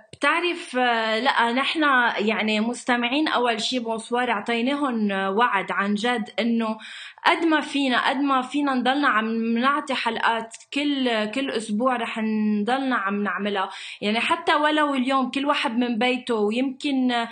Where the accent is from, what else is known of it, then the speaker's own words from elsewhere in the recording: Lebanon; انا من لبنان